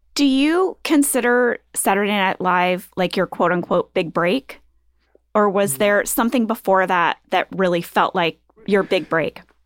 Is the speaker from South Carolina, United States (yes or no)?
no; Missouri, United States; moved away; I grew up in Missouri. No skiing there.